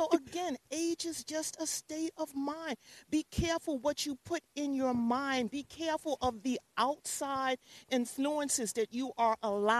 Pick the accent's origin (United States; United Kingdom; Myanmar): United States; New York City, New York; also born or lived in Raleigh, North Carolina / Atlanta; I live in the Bronx, but I grew up and I was born in New York City. I was born in Presbyterian Hospital, August 24th, 1952, 4:45 in the morning.